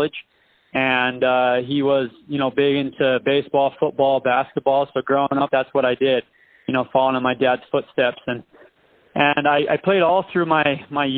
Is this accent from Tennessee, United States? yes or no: no; St. George, Utah, United States; now in Cedar City, United States; I'm originally from St. George, Utah. Now I live in Cedar City, Utah